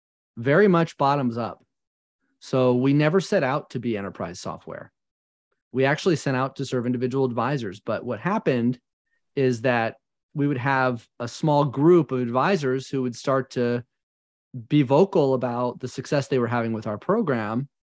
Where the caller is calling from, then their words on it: Georgia, United States; I am in the beautiful Appalachian Mountains in North Georgia, right on the border of North Carolina.